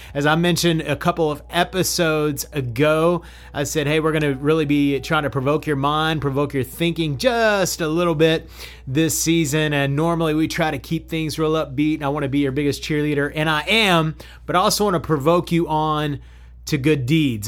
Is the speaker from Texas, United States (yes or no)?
yes; Odessa, Texas, United States; my hometown, Odessa, Texas